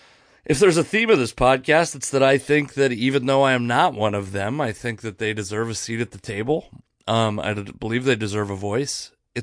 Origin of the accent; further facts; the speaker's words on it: Pacific Northwest, United States; growing up in the Northwest, I remember in 2004 or 2003, I was a high school senior having arguments with people about like the idea that marriage should be an equal right.